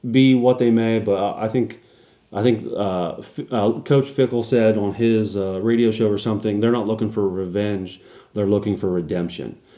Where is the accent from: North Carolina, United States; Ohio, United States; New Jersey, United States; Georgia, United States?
Ohio, United States; born or raised there